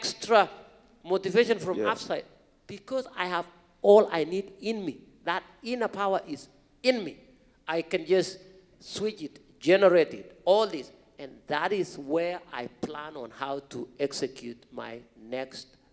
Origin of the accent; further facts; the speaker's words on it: Kenya; English is a second language; now in United States; growing up in this rural part of Kenya as a young kid going to school